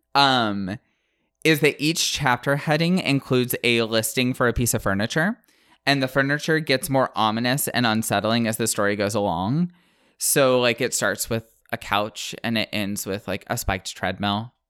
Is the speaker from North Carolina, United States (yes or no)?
no; the Panhandle of Florida, United States; I grew up in the Panhandle of Florida